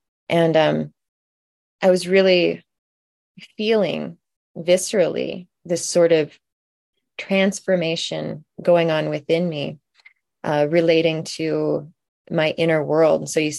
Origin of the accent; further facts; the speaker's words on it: Olympia, Washington, United States; I wanted to represent my hometown of Olympia, where I was living at the time.